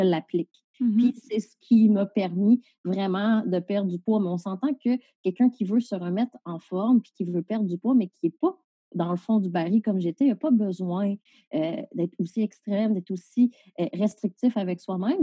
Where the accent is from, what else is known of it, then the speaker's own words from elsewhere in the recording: Salaberry-de-Valleyfield, Quebec, Canada; moved away as an adult; now in Val-d'Or, Canada; je suis originaire de Valleyfield